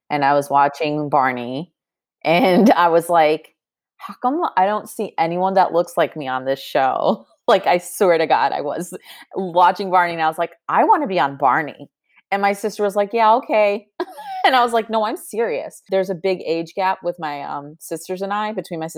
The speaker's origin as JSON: {"language": "English", "town": "Chicago", "region": "Illinois", "country": "United States", "tie": "born or raised there", "moved": "yes", "lives_now": "Los Angeles, United States", "said": "I was born and raised in the city, actually. I went to this school called Mather in high school."}